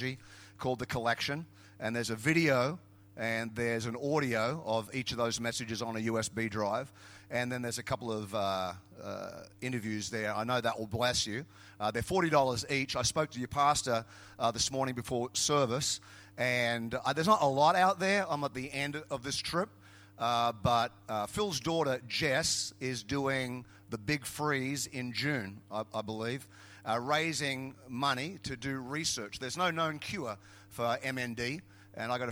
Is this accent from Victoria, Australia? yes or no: no; Queensland, Australia; I was from Queensland